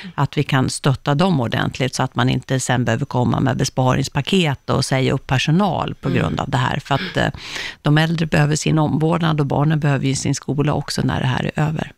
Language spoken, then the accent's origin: Swedish; Uppsala, Uppsala County, Sweden; moved away; jag kommer från Uppsala